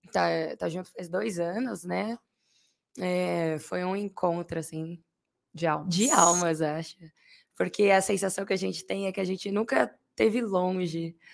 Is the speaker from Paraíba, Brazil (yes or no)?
no; São Paulo, Brazil; Eu nasci em São Paulo mesmo. São Paulo? Lá na capital, é, São Paulo capital.